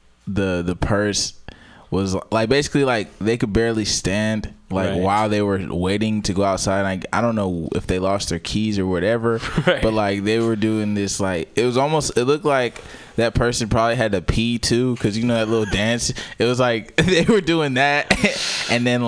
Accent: California, United States; I'm from Cali

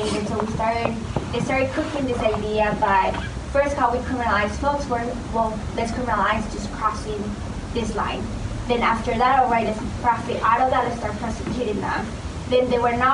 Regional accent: Tucson, Arizona, United States; I'm from Tucson, Arizona

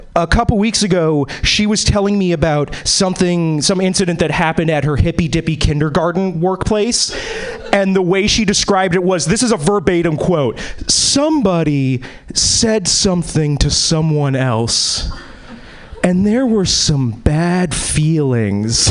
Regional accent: East Coast, United States; now in Seattle, United States; I was born and bred in the East Coast

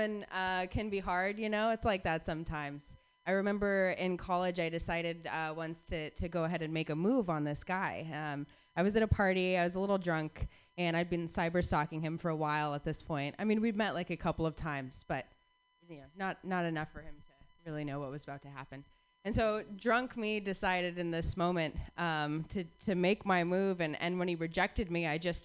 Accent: Phoenix, Arizona, United States; all three of us were born and raised in Phoenix, Arizona

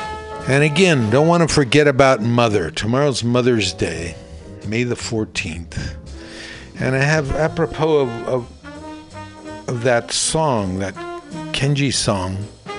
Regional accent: San Francisco, California, United States; I grew up in San Francisco in the early 50s, in the 50s, and I went to a school called Ulloa, Ulloa in Spanish, out in the Sunset District in San Francisco.

